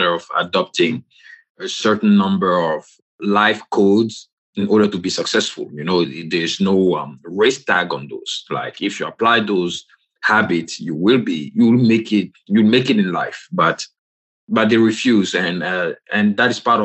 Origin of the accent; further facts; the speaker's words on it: Côte d’Ivoire; moved away; I'm from the Republic of Cote d'Ivoire